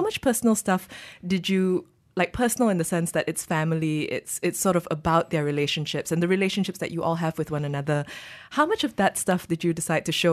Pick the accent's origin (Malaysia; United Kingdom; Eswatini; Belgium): Malaysia; as a Malaysian